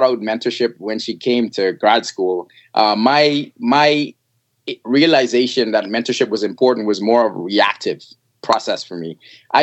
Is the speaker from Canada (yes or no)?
no; Bahamas; now in New Haven, United States; I'm actually from the Bahamas